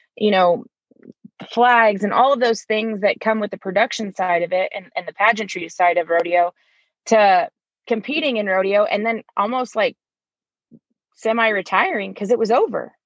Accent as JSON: {"language": "English", "region": "Northern California", "country": "United States", "tie": "born or raised there", "also_born_or_lived": "San Luis Obispo, California", "moved": "as an adult", "lives_now": "Colorado, United States", "said": "born and raised in Northern California"}